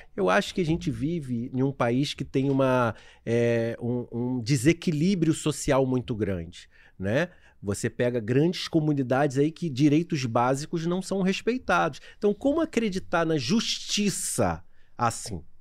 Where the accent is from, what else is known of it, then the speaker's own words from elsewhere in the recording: São Gonçalo, Rio de Janeiro, Brazil; moved away as an adult; also born or lived in Niterói; eu nasci na cidade do Rio de Janeiro, na Tijuca mas sempre fui criado é, em Niterói e em São Gonçalo até os 24 anos.